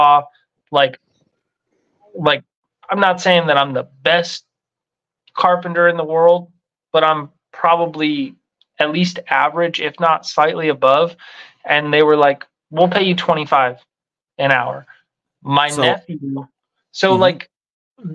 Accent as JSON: {"language": "English", "region": "Colorado", "country": "United States", "moved": "yes", "said": "I'm from Colorado where there's lots of ski towns"}